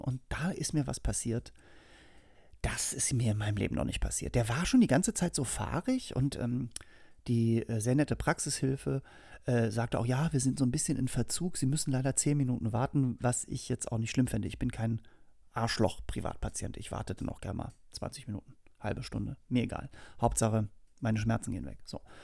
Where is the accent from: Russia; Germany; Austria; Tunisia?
Germany; Hamburg; moved away as an adult; now in Berlin, Germany; ich bin geboren und aufgewachsen in Hamburg und wohne mittlerweile seit 17 Jahren in Berlin